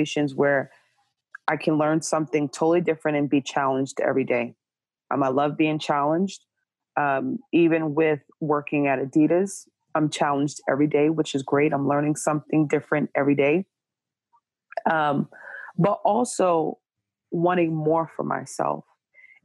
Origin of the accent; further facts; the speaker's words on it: Jersey City, New Jersey, United States; now in Portland, United States; I am from Jersey City, New Jersey, currently residing in Portland, Oregon